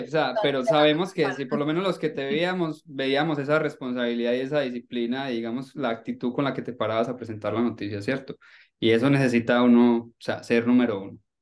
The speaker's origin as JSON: {"language": "Spanish", "country": "Colombia", "said": "Nosotros como colombianos, me incluyo ahí, crecí viéndote en televisión"}